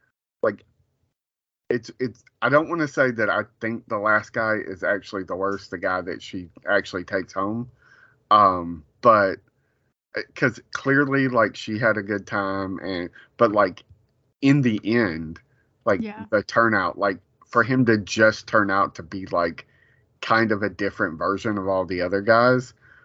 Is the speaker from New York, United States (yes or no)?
yes; New York City, New York, United States; Oh my God, that New Yorker! Like, I'm a New Yorker through and through.